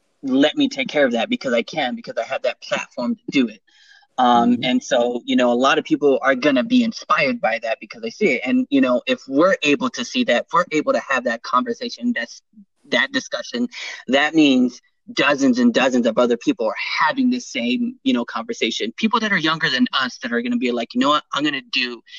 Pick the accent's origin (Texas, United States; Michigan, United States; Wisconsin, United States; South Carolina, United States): Texas, United States; San Antonio; I'm from Hood, San Antonio